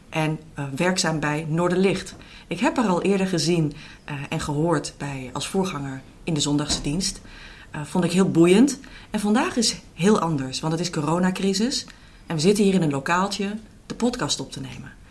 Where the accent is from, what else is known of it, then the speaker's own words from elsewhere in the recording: Hardinxveld-Giessendam, South Holland, Netherlands; Ehm, ik kom uit Hardingsveld.